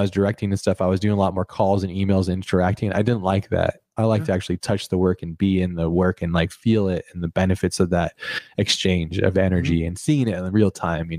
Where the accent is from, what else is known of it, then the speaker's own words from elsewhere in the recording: United States; I'm American.